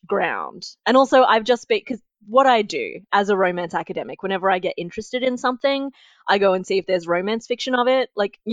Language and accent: English; Wollongong, New South Wales, Australia; I'm from Wollongong